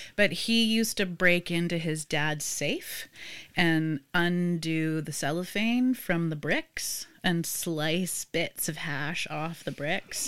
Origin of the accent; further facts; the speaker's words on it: Vancouver, British Columbia, Canada; I grew up in Vancouver